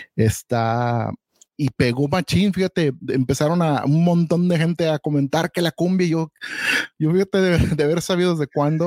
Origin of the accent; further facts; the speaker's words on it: Guadalajara, Jalisco, Mexico; now in United States; yo soy de Guadalajara